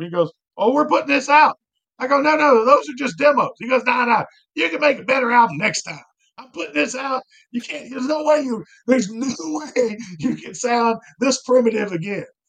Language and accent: English; Danville, Virginia, United States; also born or lived in San Diego; now in Cincinnati, United States; I am a hillbilly from Danville, Virginia